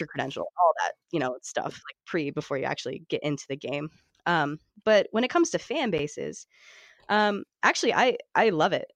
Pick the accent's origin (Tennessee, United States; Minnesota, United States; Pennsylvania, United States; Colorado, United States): Pennsylvania, United States; Johnstown; I'm from Western Pennsylvania. I've lived here my entire life